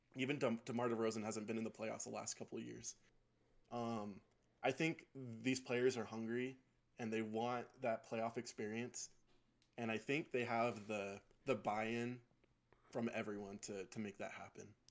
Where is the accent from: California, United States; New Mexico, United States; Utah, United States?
Utah, United States; South Jordan; I'm from South Jordan, Utah